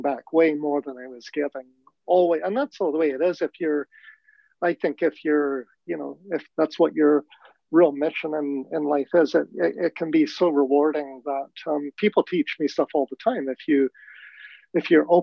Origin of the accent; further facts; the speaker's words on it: London, United Kingdom; moved away; I was born in London, England. I was born into a racist, prejudiced environment